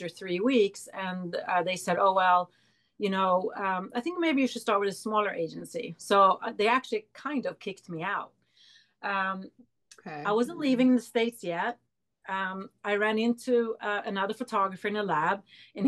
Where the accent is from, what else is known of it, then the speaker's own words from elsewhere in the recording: Sweden; moved away; also born or lived in New York; I grew up in Sweden